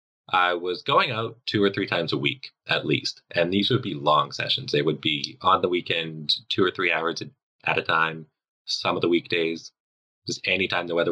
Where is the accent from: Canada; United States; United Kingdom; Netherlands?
Canada; Metric people like Canadians like me